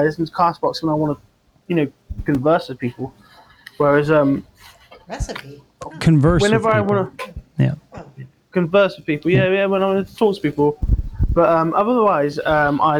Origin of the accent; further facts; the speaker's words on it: Oxford, South East England, United Kingdom; I come from Oxford, but I live at the seaside